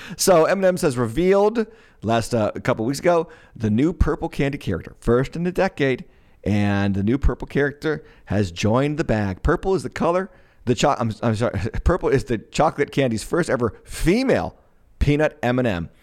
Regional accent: Massachusetts, United States; moved away; I was born and raised in Massachusetts. I got out of Massachusetts

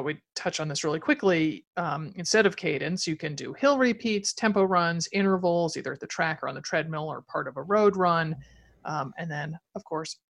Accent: East Coast, United States; also born or lived in Wellesley; I'm from the East Coast

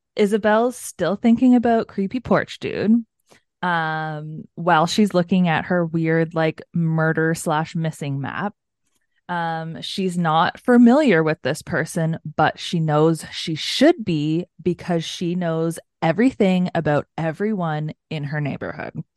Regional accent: Canada; We're Canadian

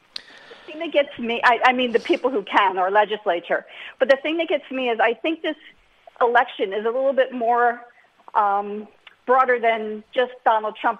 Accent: Philadelphia, Pennsylvania, United States; now in Harleysville, United States; I grew up in Juniata Park

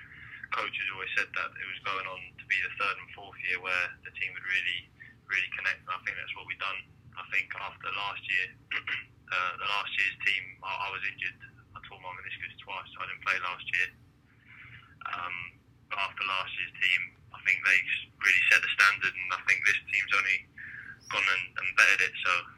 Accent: Jersey; And I pretty much grew up, was introduced to the game about 8 years old, and I represented Jersey

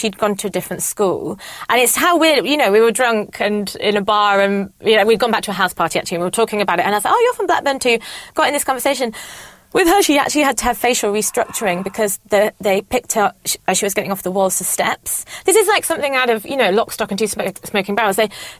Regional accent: India; now in United Kingdom; But also being Indian, I'd quite like to help out with some I love children.

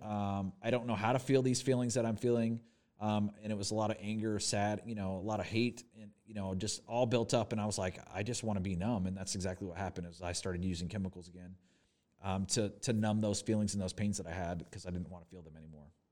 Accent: Corpus Christi, Texas, United States; moved away as an adult; also born or lived in Fort Worth, Texas / Dallas, Texas; now in Oshkosh, United States; I was born in Fort Worth, Texas. I grew up, I lived thirteen years in Corpus Christi, Texas.

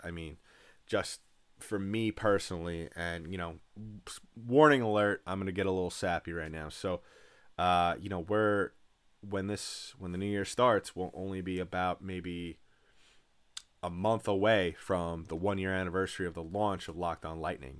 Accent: New York, United States; I'm a native New Yorker. I, I was born and raised in New York

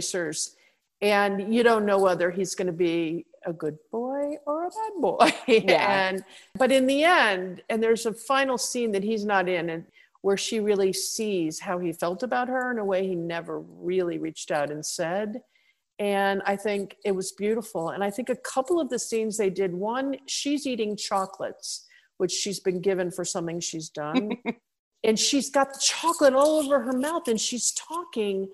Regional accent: United States; I, as an American

